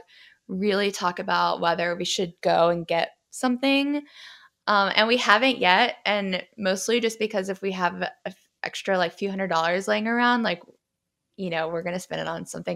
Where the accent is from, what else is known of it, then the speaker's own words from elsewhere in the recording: the South, United States; I'm from the South